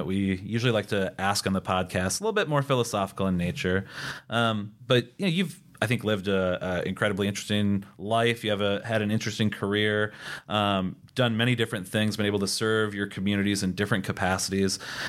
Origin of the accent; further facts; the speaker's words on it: Upper Great Plains, United States; You know, one thing that I think is unfortunate about maybe growing up in the Upper Great Plains is that you become a little bit numb to the problems that occur in reservation communities.